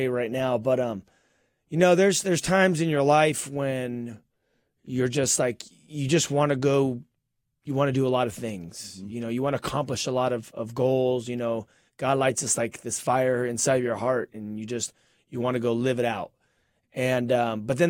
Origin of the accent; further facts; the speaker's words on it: Southern California, United States; We are from Southern California.